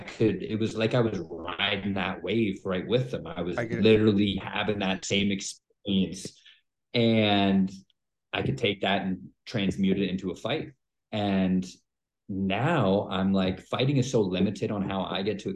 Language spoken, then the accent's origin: English; Canada; born or raised there